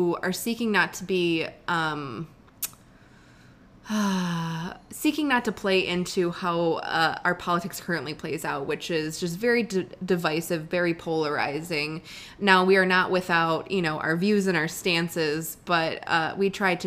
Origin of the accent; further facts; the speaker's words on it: Buffalo, New York, United States; moved away as an adult; also born or lived in Washington, D.C.; I'm from Buffalo. Grew up there my entire life